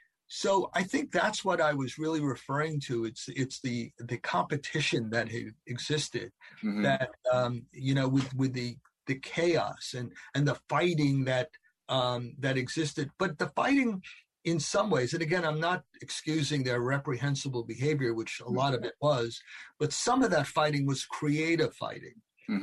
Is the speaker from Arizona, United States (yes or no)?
no; New York, United States; growing up in New York